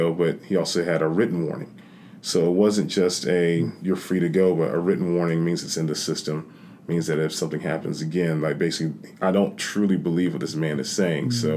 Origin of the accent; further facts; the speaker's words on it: South Carolina, United States; I was from South Carolina